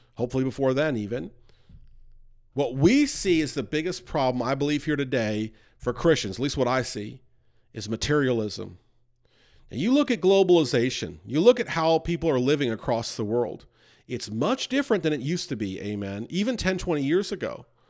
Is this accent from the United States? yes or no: yes; New York, United States; I grew up near New York.